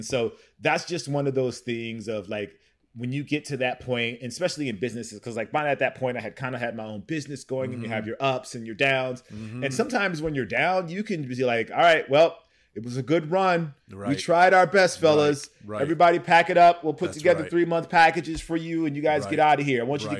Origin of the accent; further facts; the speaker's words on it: Pacoima, California, United States; So I was born and raised in technically in Pacoima, California, which is in the Valley.